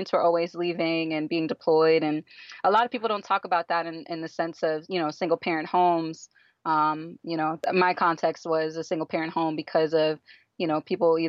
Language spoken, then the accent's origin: English; Killeen, Texas, United States; now in Miami, United States; I grew up in a small military town called Killeen, Fort Hood in Texas.